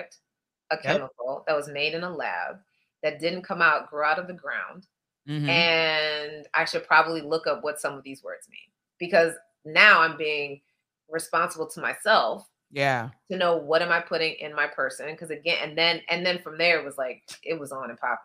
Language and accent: English; Midwest, United States; moved away as an adult; now in New York, United States; we're both from the Midwest